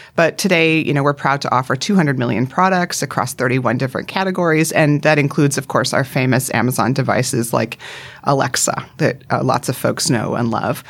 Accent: Vancouver Island, British Columbia, Canada; accent: North American; moved away as an adult; also born or lived in United States; now in Sydney, Australia; I grew up, my parents are still in, on Vancouver Island in Canada.

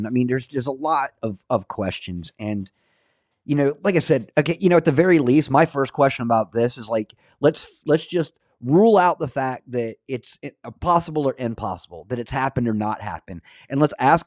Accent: North Florida, United States; When I was a kid, I grew up in North Florida

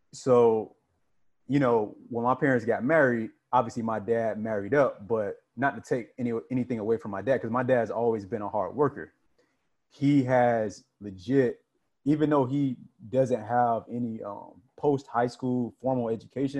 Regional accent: Florida, United States; I'm from Florida. It gets hot

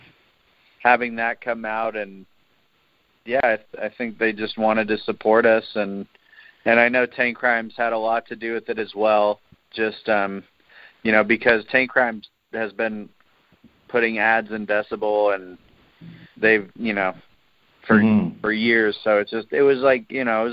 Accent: San Jose, California, United States; also born or lived in Oakland; I grew up in San Jose, which is south. It's like an hour south of Oakland and San Francisco. So I've kind of lived in the greater Bay Area my whole life.

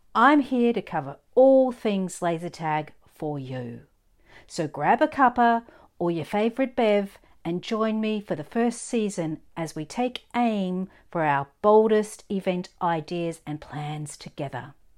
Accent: Australia; I'm an Aussie born and bred

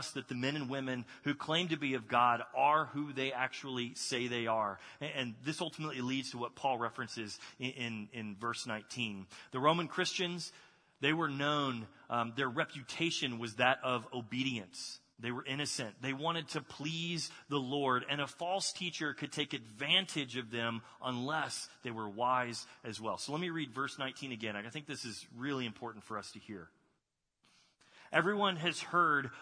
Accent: Texas, United States; moved away; I grew up in Texas.

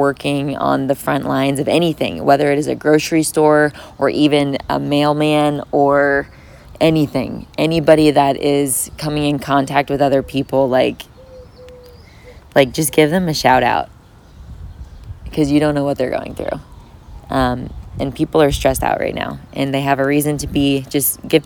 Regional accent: Florida, United States; I'm from Florida

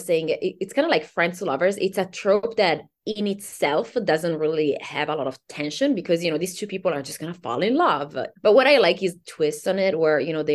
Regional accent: Italy; born or raised there; English is a second language; moved away

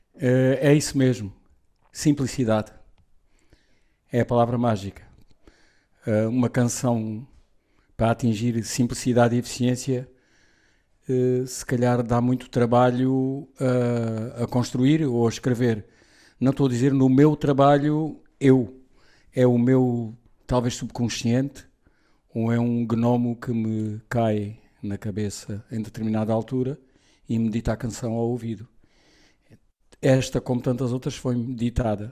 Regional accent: Portugal; Sou português, mas sou ibérico na cultura

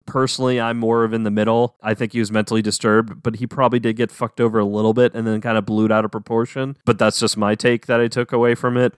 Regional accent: New Orleans, Louisiana, United States; Aaron and I grew up around the New Orleans area. I'm from New Orleans

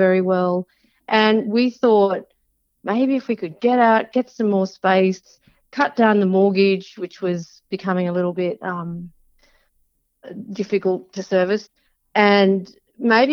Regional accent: Sydney, New South Wales, Australia; I grew up in Sydney when I was a younger person

